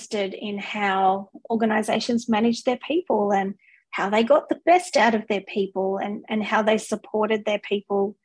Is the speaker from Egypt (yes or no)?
no; Australia; moved away as an adult; also born or lived in Singapore / United Kingdom; now in New Zealand; I am Australian